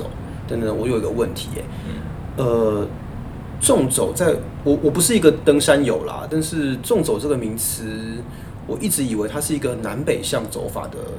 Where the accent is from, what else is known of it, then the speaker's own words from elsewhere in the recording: Taipei, Taiwan; 我作为一个台北人，